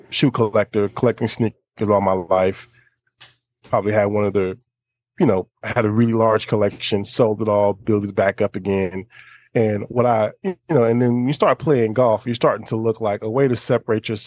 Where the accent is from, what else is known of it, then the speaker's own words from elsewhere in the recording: Baytown, Texas, United States; I'm originally from Baytown, Texas, actually.